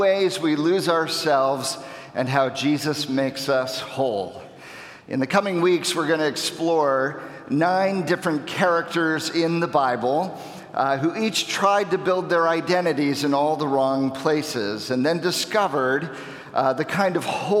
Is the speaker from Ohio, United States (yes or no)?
yes; Ohio, United States; also born or lived in Wisconsin; now in Chicago, United States; I grew up in Ohio